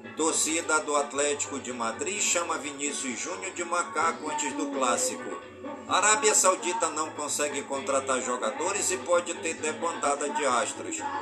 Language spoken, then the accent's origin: Portuguese; Careiro da Várzea, Amazonas, Brazil; por todas as comunidades do Careiro, da Vaza, minha cidade natal